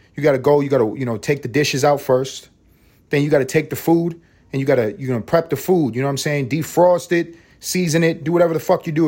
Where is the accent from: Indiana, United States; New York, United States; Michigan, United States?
New York, United States; New York City; now in Atlanta, United States; I'm reporting from Atlanta, but this is really from Harlem. You know what I'm saying? You know what I'm saying? 'Cause that's where I'm from. I'm from the east side of Harlem.